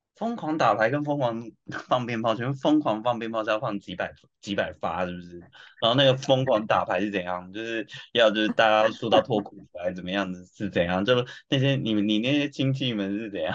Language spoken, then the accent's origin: Chinese; Taiwan; now in Tokyo, Japan; 我也是台湾人啊